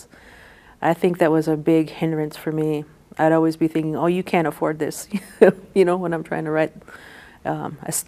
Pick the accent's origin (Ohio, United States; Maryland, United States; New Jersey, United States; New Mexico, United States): New Mexico, United States; Tohatchi; growing up in Tohatchi, I really wanted to make Tohatchi a character of the book because that's my hometown